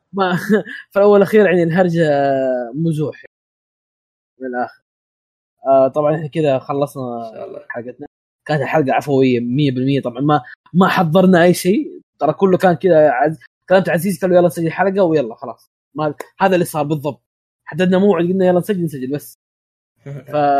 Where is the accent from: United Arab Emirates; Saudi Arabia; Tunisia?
Saudi Arabia; وانا كسعودي